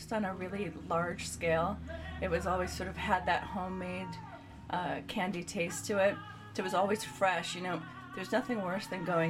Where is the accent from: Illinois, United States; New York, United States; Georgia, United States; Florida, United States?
Illinois, United States; Chicago; I'm from the Chicagoland area.